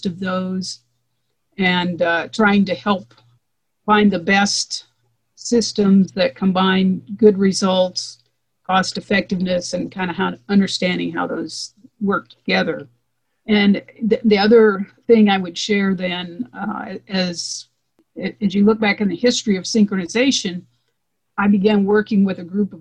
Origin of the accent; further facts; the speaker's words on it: Eastern Nebraska, United States; I grew up in Eastern Nebraska